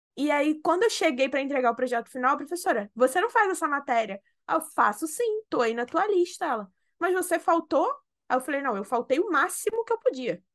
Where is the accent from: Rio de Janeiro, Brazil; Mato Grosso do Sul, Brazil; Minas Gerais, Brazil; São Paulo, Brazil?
Rio de Janeiro, Brazil; Rio; nós somos do Rio